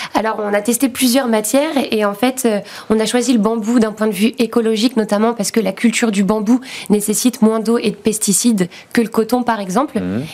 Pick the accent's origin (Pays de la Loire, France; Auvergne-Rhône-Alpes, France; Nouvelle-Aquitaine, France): Pays de la Loire, France; Nantes; dans la région de Nantes, puisqu'on vient de Nantes.